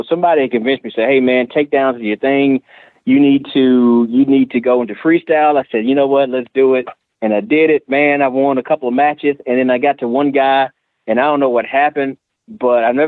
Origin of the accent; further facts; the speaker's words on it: Nashville, Tennessee, United States; I'm from Nashville. And I went to Hillsboro High School